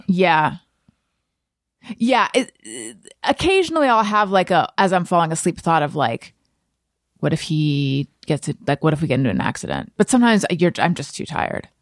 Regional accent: Northern California, United States; I was born in Northern California

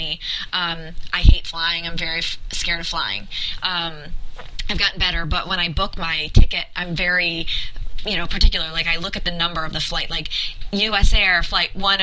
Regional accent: New York, United States; I grew up in New York

